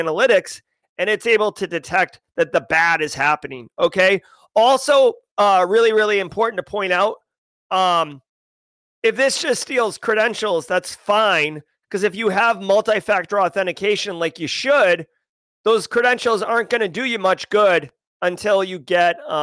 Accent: United States; as an American

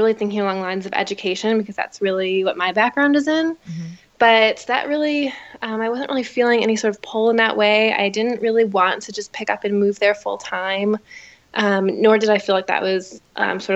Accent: Chicago, Illinois, United States; I am from Chicago. I grew up in the suburbs. And I've really always lived here in Chicago

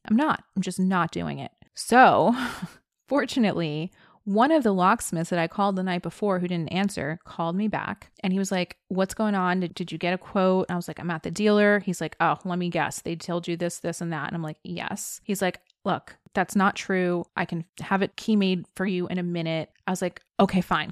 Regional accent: New Jersey, United States; one of my good friends from high school that I knew growing up in New Jersey

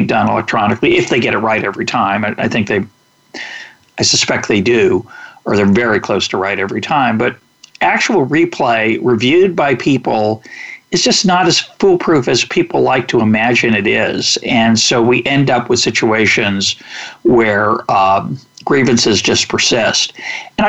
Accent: United States; I was born in the United States. I got an enormous advantage in 1954 that I was born in the United States

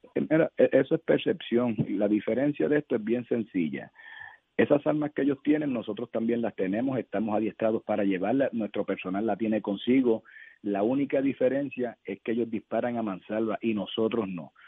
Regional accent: Puerto Rico; como puertorriqueño

